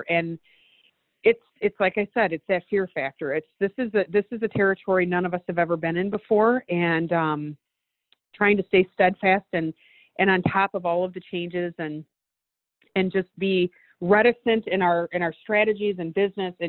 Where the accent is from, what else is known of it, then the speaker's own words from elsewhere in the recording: Detroit, Michigan, United States; Detroit, Michigan, my hometown